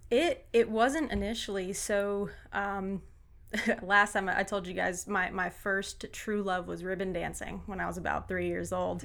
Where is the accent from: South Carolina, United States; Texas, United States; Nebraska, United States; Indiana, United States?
South Carolina, United States; Fort Mill; also born or lived in Ottawa, Canada / New Hampshire; we moved to Fort Mill, South Carolina when I was six. So grew up in South Carolina